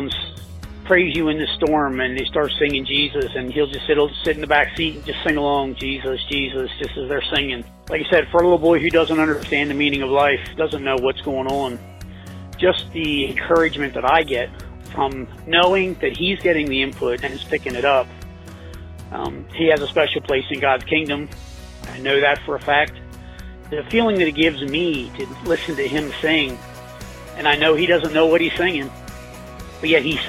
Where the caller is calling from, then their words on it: Milford, United States; I'm from Milford